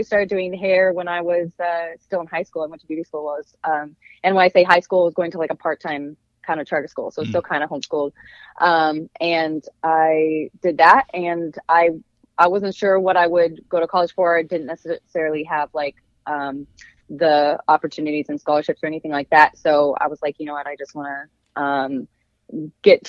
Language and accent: English; Colorado, United States; also born or lived in California; I grew up in Colorado. I was originally born in California, but I was in Colorado by the time I was a little girl